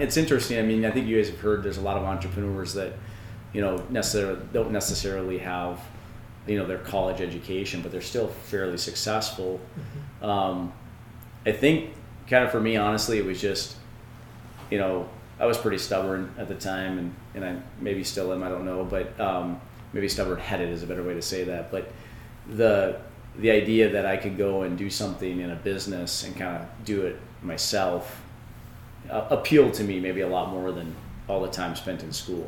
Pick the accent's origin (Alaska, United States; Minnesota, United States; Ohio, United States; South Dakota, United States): Minnesota, United States; Two Harbors; I was born here in Two Harbors, um, and that's because of the hospital.